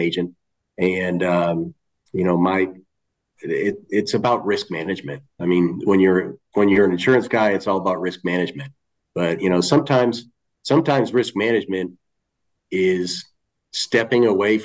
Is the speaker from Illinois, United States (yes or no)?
no; about 30 miles from Boston, Massachusetts, United States; moved away; about 30 miles away from Boston